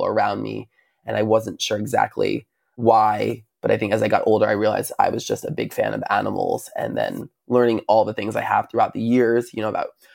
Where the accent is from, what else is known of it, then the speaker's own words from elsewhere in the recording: Long Island, New York, United States; I'm from Long Island, New York.